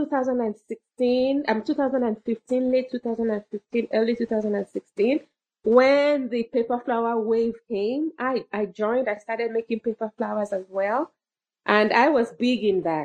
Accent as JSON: {"language": "English", "region": "Southern Ontario", "country": "Canada", "said": "I'm from Southern Ontario, Canada"}